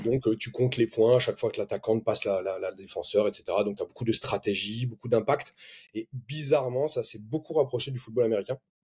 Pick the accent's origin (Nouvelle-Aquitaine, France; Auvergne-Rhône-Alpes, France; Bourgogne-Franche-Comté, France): Nouvelle-Aquitaine, France; Bordeaux; now in Montpellier, France; je viens de Bordeaux